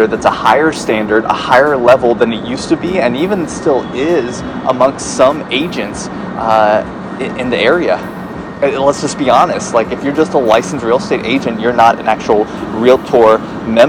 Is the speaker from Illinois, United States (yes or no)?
yes; Chicago, Illinois, United States; now in North Myrtle Beach, United States; my hometown, Chicago